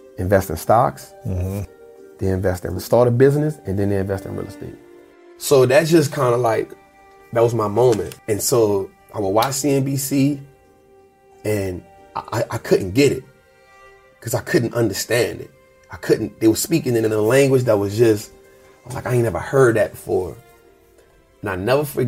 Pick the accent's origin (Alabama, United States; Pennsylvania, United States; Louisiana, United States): Louisiana, United States; New Orleans; born and raised in New Orleans